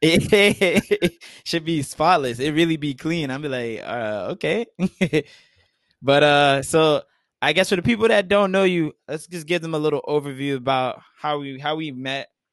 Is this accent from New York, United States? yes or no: yes; New York, United States; growing up in New York